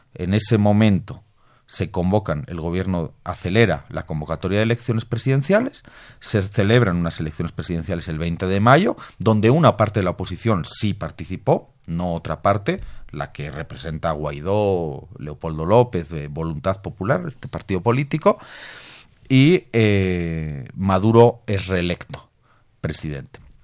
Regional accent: Bolivia; Yo vengo de Bolivia

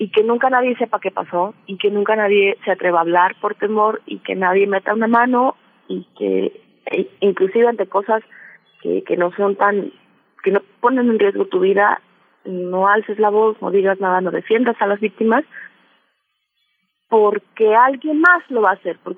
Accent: Veracruz, Mexico; Es una leyenda eh, que aquí en Veracruz, yo soy originaria de Veracruz, eh, es muy conocida y que yo escuché desde que era muy niña

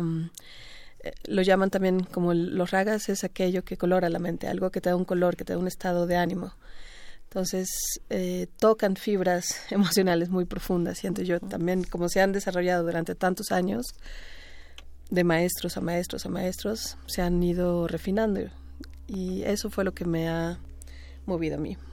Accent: Mexico; also born or lived in India; yo como mexicana

